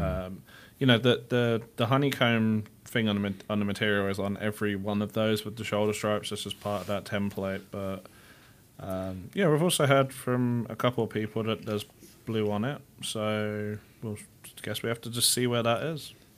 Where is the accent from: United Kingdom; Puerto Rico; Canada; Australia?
United Kingdom; England; now in United States; my hometown's only, like, three hundred thousand people